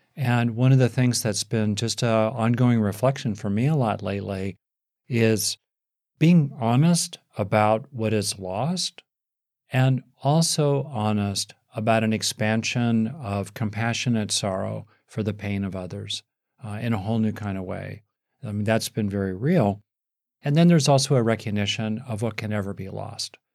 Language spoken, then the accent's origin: English; United States; here in, in America, my home country